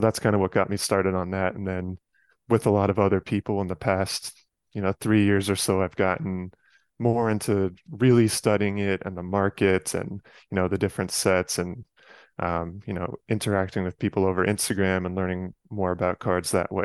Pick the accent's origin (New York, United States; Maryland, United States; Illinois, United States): New York, United States; Westchester County; moved away as an adult; now in Chicago, United States; I grew up in Westchester County, just outside of Manhattan. So, I lived there from age five to eighteen